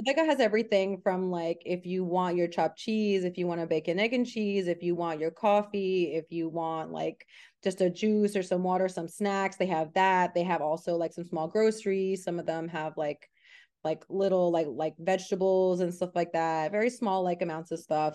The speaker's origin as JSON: {"language": "English", "town": "New York City", "region": "New York", "country": "United States", "tie": "born or raised there", "moved": "as an adult", "lives_now": "Los Angeles, United States", "said": "I grew up in Queens, New York."}